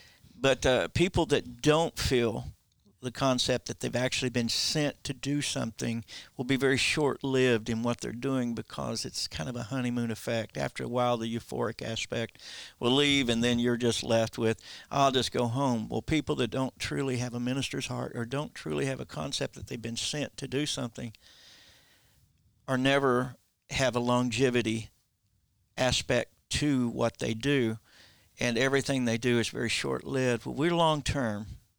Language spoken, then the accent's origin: English; Oklahoma, United States; now in Branson, United States; We grew up in Oklahoma